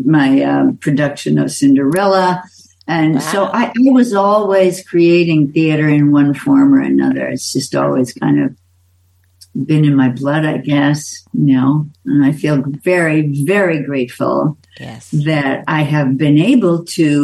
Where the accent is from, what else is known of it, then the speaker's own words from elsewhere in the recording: Minneapolis, Minnesota, United States; In Minneapolis.